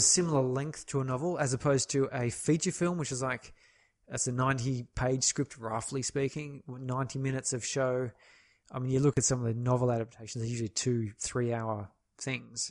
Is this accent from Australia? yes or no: yes; Australia; as an Australian